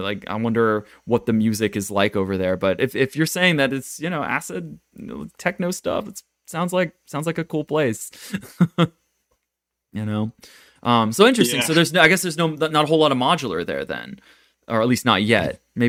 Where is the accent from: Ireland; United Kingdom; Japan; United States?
Japan; moved away; I come from Japan where everyone's kind of stuck in the 90s or 80s.